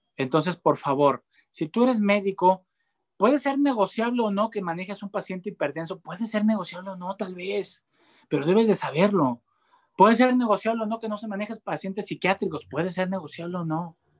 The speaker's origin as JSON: {"language": "Spanish", "country": "Mexico", "said": "yo soy mexicano"}